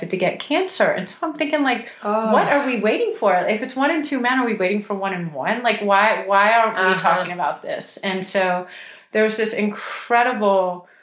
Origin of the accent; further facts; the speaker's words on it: Houston, Texas, United States; I'm from Houston